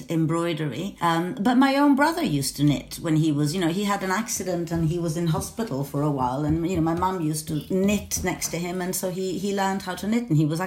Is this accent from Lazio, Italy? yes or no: no; Venice, Veneto, Italy; I'm from Venice, so I was, you know, I was sort of spoon-fed Burano lace with my milk